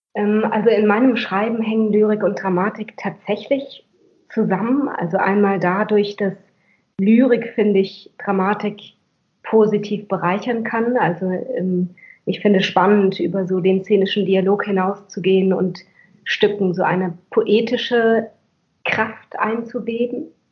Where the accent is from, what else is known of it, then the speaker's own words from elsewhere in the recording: Schleswig-Holstein, Germany; Ich bin in Schleswig-Holstein aufgewachsen